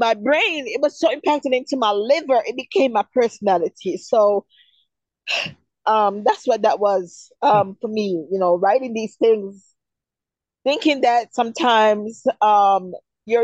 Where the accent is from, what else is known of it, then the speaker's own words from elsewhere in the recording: Jamaica; moved away; Growing up in Jamaica as a little girl, I grew up in a place where it was war every day